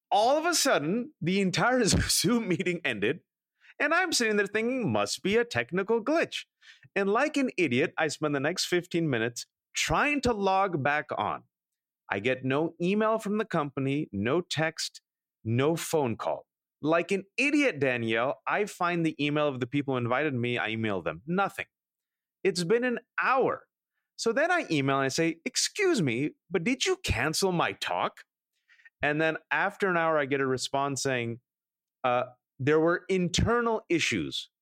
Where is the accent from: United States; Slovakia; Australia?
United States; Bay Area, California; I'm born and raised in America, and I always respond, "The Bay Area